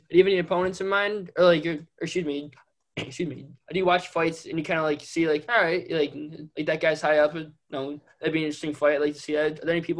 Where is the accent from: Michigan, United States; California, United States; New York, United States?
Michigan, United States; Detroit; because I'm from Detroit